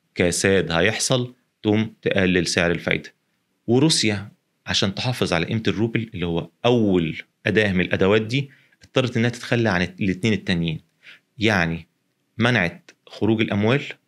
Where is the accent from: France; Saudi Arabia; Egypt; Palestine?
Egypt; إحنا هنا في مصر